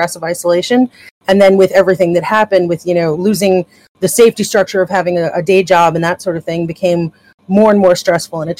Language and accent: English; New York, United States; I'm out in Brooklyn and I'm from New York